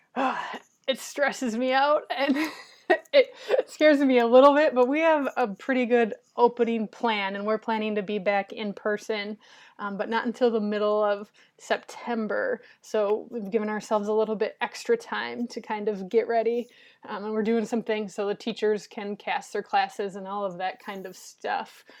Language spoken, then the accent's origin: English; Minnesota, United States; moved away as an adult; now in Cleveland, United States; I'm originally from Minnesota, and so I went to school up there